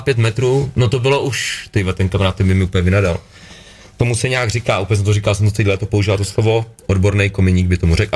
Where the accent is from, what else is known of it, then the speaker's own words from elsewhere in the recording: Litvínov, Ústí nad Labem Region, Czechia; jako bárkal jsem byl na hokej u nás v Lit- v Litýnově